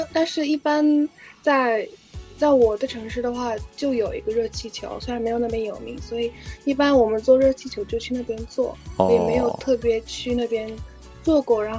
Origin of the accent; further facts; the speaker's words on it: Istanbul, Turkey; Chinese is a second language; moved away as an adult; now in Beijing, China; 我来自土耳其的伊斯坦布尔城这个这座城市，然后现在在北京清华大学读英语专业